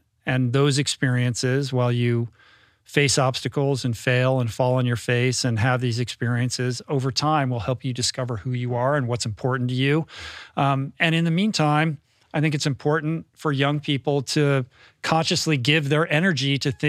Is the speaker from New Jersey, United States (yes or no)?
no; Bethesda, Maryland, United States; I grew up in Bethesda.